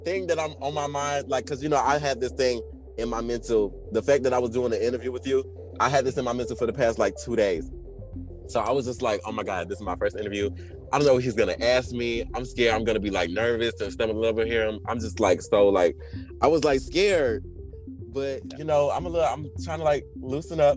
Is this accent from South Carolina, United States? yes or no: yes; Orangeburg, South Carolina, United States; I'm from Orangeburg, South Carolina